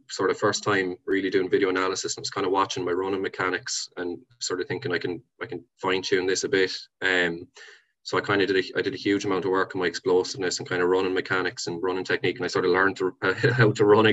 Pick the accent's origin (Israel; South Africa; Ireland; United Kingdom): Ireland; Templenoe, Munster; moved away as an adult; now in Dublin, Ireland; would have grown up playing football in Temple Now